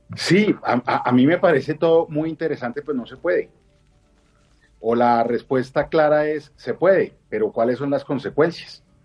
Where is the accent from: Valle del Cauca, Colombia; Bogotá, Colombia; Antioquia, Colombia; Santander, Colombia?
Bogotá, Colombia; como bogotano, me dan ganas de llorar